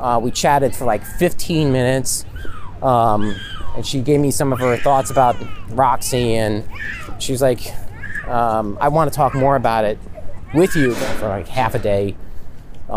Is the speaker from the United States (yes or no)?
yes; Catskill, New York, United States; I was born in Catskill, New York